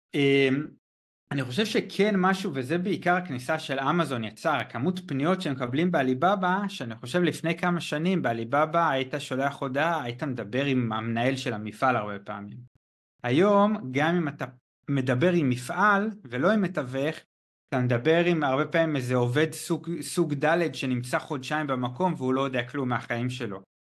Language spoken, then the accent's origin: Hebrew; Israel; moved away as an adult; also born or lived in China; אני באזור גיל 23, 23 וחצי, אני לא זוכר בדיוק מתי, עזבתי את הארץ